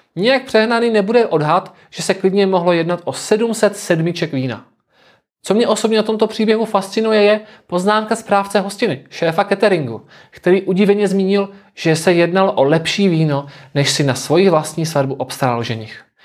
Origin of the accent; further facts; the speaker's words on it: South Moravian Region, Czechia; pocházím z Jižní Moravy, konkrétně z jednoho z tamních vinařských regionů